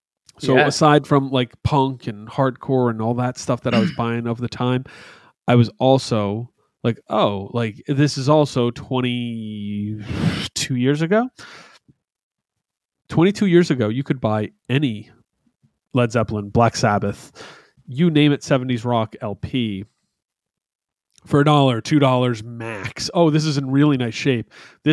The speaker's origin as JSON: {"language": "English", "town": "Albany", "region": "New York", "country": "United States", "said": "First, though, before I moved to New Jersey, before I came from New Jersey, I came from a place called Albany, New York. And in upstate New York, … is not a religion, but something more holy than that."}